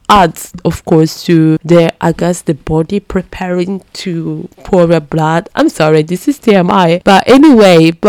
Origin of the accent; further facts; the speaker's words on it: Brescia, Lombardy, Italy; English is a second language; moved away; I'm from Brescia and it's in the Lombardia region